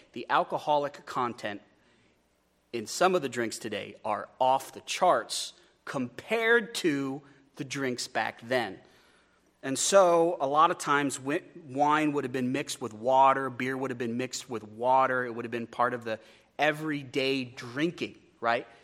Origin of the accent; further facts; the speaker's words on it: Wyoming, United States; I'm from Wyoming